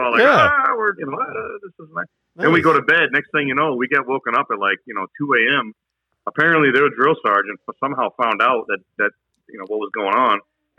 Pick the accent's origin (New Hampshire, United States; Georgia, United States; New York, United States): New Hampshire, United States; I'm like, I'm from New Hampshire, drill sergeant. What do you do up in New Hampshire? I said, I'm a college student, drill sergeant.